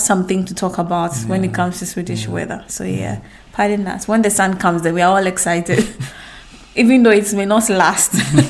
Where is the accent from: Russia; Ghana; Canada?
Ghana; moved away as an adult; now in Malmö, Sweden; Kwame and I are originally from Ghana. We grew up in Ghana, spent most of our lives in Ghana, and now we live in Sweden, in Malmo, Sweden.